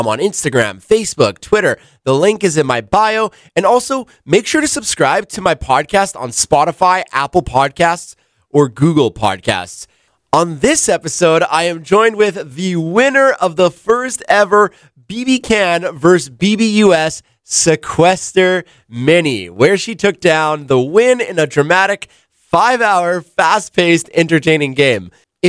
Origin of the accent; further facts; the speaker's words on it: Canada; also born or lived in New York, United States; I'm American, so I was born in New York. Oh. I only moved to Canada when I was when I was younger, but I only became Canadian when I was 16